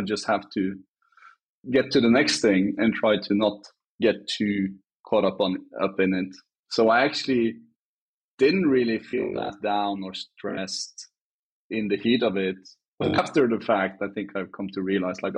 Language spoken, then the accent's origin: English; Norway; I'm from Norway